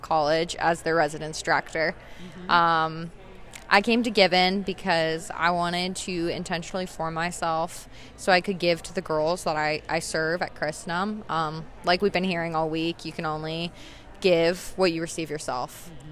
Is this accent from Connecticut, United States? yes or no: no; Asheville, North Carolina, United States; I am from Asheville, North Carolina